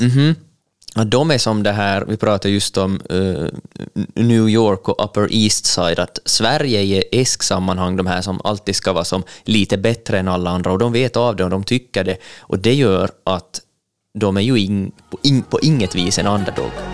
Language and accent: Swedish; Ostrobothnia, Finland; vi som finlandssvenskar och österbottningar